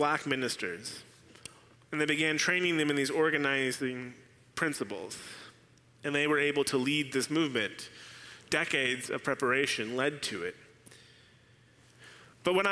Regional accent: Arizona, United States; Arizona, my home state

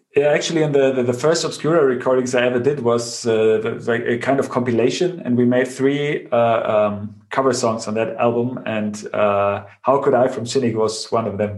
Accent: Bavaria, Germany; I grew up in Bavaria on the countryside

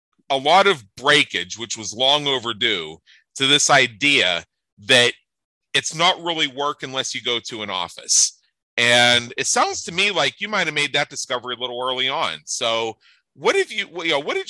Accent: Pennsylvania, United States; now in Las Vegas, United States; I'm from Pennsylvania. My home is Las Vegas

